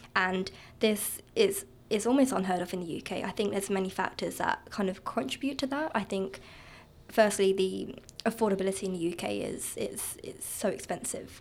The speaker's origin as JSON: {"language": "English", "area": "Kent", "region": "South East England", "country": "United Kingdom", "tie": "born or raised there", "also_born_or_lived": "Norwich", "moved": "as an adult", "lives_now": "Canada", "said": "my hometown, which is Kent in the south of the east of the U K."}